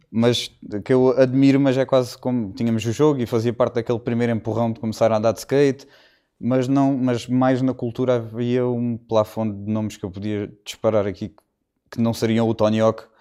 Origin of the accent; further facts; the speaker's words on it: Algarve, Portugal; also born or lived in London; De tudo, acima de tudo, sou algarvio.